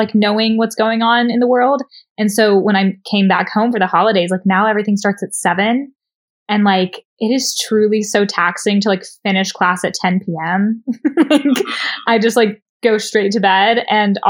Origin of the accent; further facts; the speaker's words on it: Tennessee, United States; I'm from Tennessee.